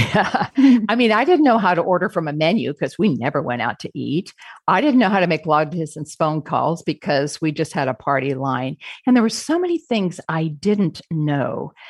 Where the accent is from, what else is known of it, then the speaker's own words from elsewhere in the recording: Phoenix, Arizona, United States; We're from Phoenix, Arizona